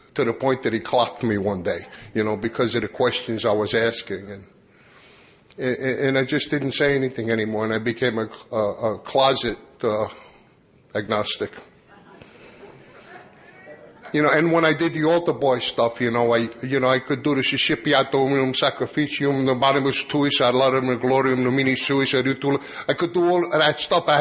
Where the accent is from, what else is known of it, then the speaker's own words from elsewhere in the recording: Long Island, New York, United States; I grew up on Long Island